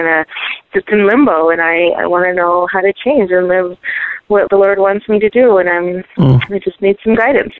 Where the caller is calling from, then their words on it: Santa Fe, New Mexico, United States; I'm calling from Santa Fe, New Mexico.